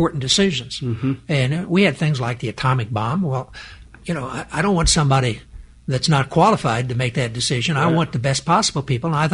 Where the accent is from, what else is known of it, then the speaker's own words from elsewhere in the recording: Charleston, Illinois, United States; grow up in Charleston, which has a state university, but it's a small town.